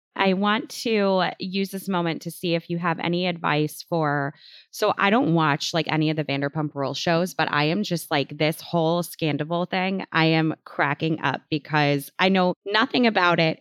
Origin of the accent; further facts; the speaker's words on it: Chicago, Illinois, United States; I'm from Chicago